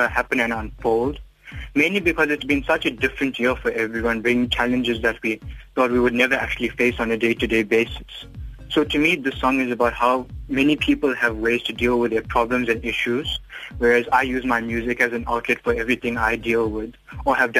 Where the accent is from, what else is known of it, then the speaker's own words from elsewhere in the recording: Durban, KwaZulu-Natal, South Africa; I'm from Queensbury, Durban, and I'm currently a student at Eden College